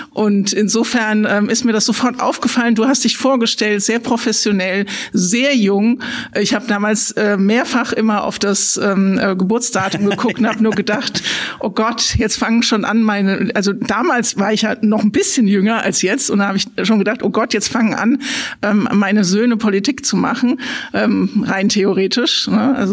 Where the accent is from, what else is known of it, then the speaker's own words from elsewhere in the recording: Frankfurt, Hesse, Germany; now in Kelkheim, Germany; Genau, also ich bin Ur-Frankfurterin, also ich bin in Frankfurt geboren und groß geworden, habe da studiert und arbeite auch eben jetzt an der Uni, an der ich auch studiert habe und ähm, bin aber dann in den schönen Taunus gezogen.